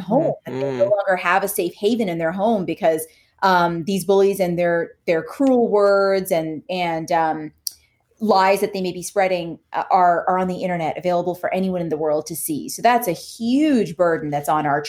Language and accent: English; Canada; now in United States; I'm Canadian. I grew up in Canada.